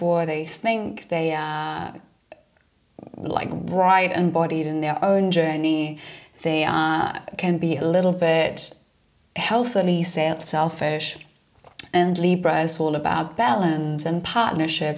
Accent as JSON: {"language": "English", "country": "Germany", "also_born_or_lived": "London", "moved": "as an adult", "said": "I'm originally from Germany"}